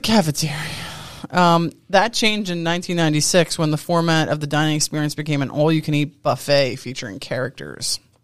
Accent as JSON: {"language": "English", "area": "Long Island", "region": "New York", "country": "United States", "said": "I'm from Long Island"}